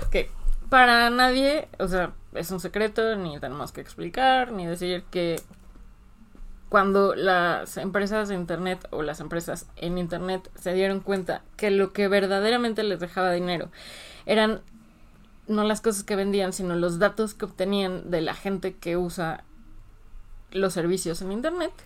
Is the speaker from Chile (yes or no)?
no; Mexico; nosotros en México, como jugadores mexicanos, no nos ha afectado.